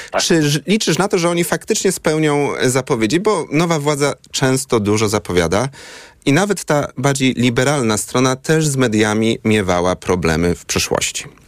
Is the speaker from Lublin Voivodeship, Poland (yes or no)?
no; Poznań, Greater Poland, Poland; jako poznaniak